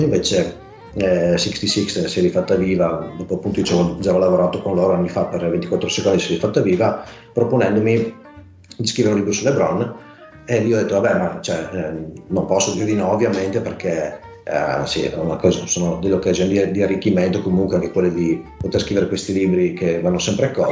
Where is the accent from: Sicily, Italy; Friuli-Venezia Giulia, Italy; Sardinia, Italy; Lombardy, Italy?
Friuli-Venezia Giulia, Italy; near Pordenone; moved away as an adult; now in Cividale del Friuli, Italy; sono originario di Vicino Pordenone, vivo a Cividale da tre anni